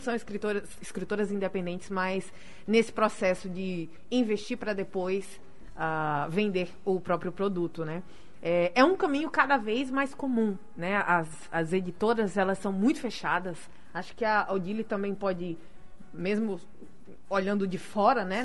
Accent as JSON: {"language": "Portuguese", "town": "Natal", "region": "Rio Grande do Norte", "country": "Brazil", "said": "eu nem saí de Natal"}